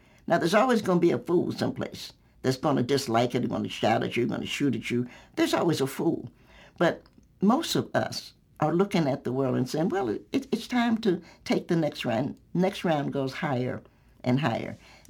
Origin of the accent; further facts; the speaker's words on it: the South, United States; And I do a lot with food because I'm a Southerner.